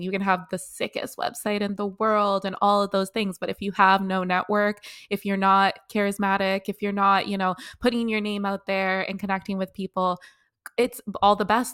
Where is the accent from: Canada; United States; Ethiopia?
Canada; also born or lived in South Africa; That's where I was born, but I didn't grow up there. I grew up in Canada